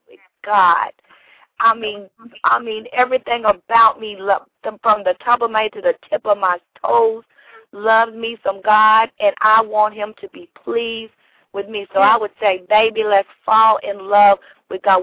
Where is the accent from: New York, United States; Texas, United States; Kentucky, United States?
Kentucky, United States; Shelbyville; I am from Shelbyville, Kentucky